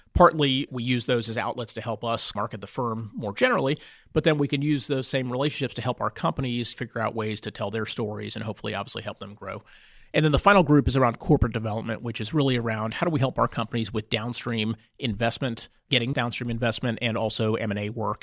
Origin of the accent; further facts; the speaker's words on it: Houston, Texas, United States; moved away as an adult; I grew up in Houston.